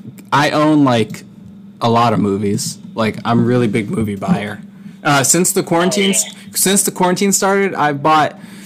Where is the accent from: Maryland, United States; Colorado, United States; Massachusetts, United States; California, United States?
Massachusetts, United States; I'm from Massachusetts.